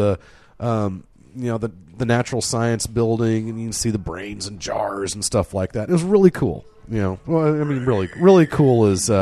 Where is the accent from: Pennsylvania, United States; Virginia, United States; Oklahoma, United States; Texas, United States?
Oklahoma, United States; College Town; we grew up in College Town